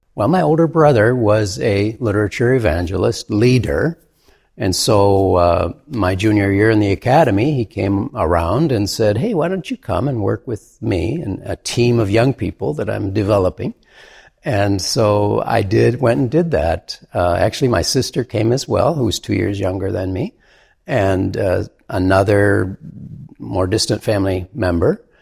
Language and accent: English; Michigan, United States; in Michigan, my home state